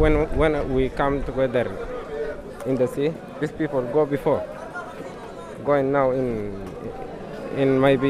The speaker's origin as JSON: {"language": "English", "country": "Sudan", "also_born_or_lived": "Libya / Malta / Italy", "second_language": "English", "moved": "yes", "lives_now": "Calais, France", "said": "I'm come from Sudan. I'm 17 years old. I was come in Libya, and after I come in Malta"}